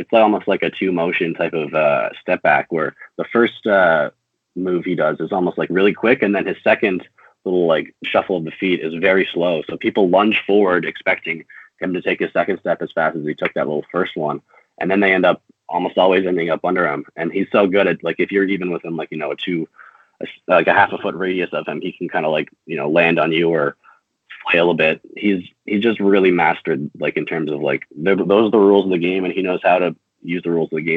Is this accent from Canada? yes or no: yes; Newfoundland and Labrador, Canada; moved away; I'm from Newfoundland originally